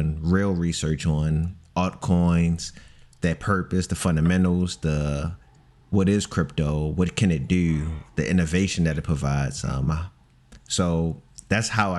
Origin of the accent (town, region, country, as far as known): Baltimore, Maryland, United States